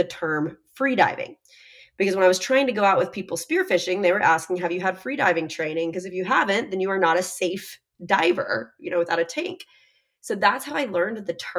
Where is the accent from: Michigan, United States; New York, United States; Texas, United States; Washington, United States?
Texas, United States; now in Miami, United States; I'm also from Texas